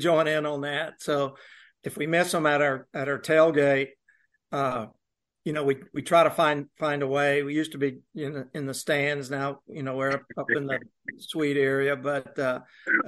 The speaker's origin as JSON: {"language": "English", "region": "Mississippi", "country": "United States", "tie": "born or raised there", "moved": "yes", "said": "I grew up in Mississippi"}